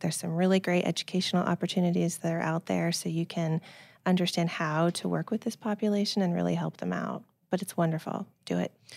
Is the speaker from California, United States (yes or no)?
yes; Silicon Valley, California, United States; I grew up in the Silicon Valley